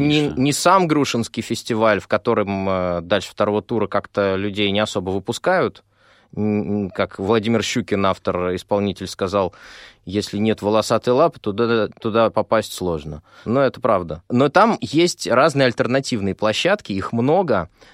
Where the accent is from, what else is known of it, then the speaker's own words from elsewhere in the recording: Moscow, Russia; а я живу много в Москве. Ну, собственно, я москвич.